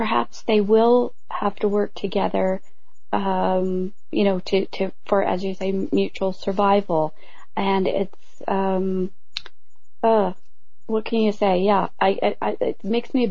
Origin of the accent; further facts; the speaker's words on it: Canada; I'm Canadian